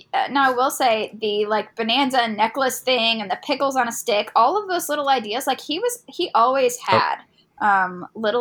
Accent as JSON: {"language": "English", "region": "Indiana", "country": "United States", "said": "I'm from Indiana"}